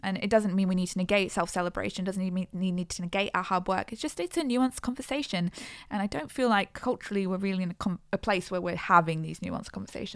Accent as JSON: {"language": "English", "country": "Australia"}